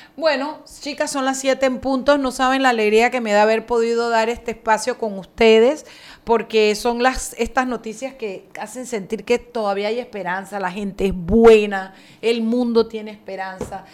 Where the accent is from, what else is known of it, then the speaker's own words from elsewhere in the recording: Chiriquí, Panama; yo soy chiricana, no soy panameña